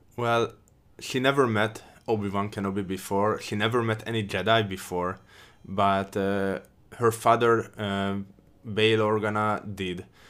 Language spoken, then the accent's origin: English; Hungary; I'm from Hungary